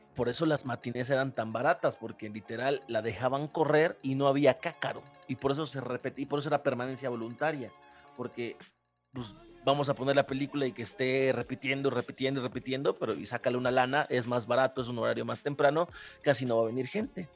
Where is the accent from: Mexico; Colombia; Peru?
Mexico; State of Mexico; yo soy del Estado de México